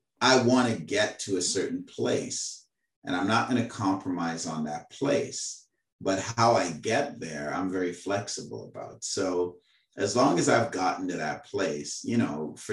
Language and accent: English; Trinidad & Tobago; accent: Trini; now in Canada; As a Trini, that is how I came up learning how to speak